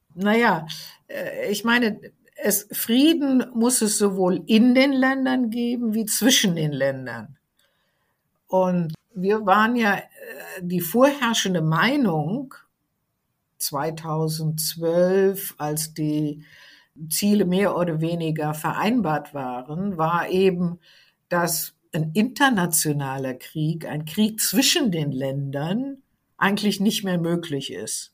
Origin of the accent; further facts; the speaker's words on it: Germany; bei uns in Deutschland